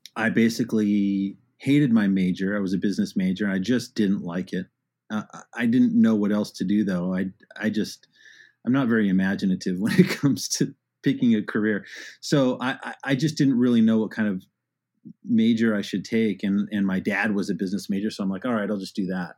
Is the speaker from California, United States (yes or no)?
yes; Arcadia, California, United States; in the suburb like Arcadia